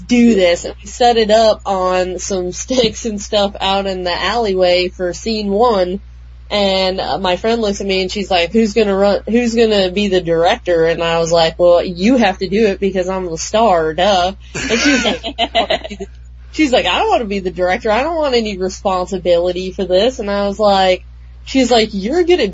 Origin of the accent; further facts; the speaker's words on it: Wyoming, United States; my best friend and I grew up in Wyoming